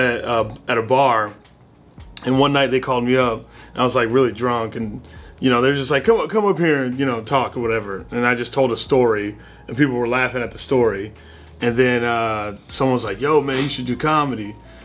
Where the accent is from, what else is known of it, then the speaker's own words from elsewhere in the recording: Arizona, United States; I grew up in Arizona. So like, we didn't have any banjos or anything like that.